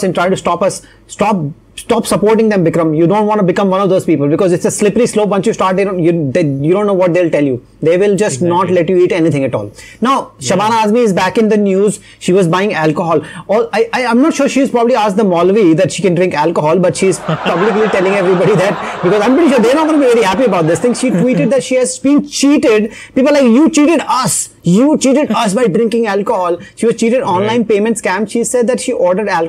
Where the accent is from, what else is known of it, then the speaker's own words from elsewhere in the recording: India; as I'm Indian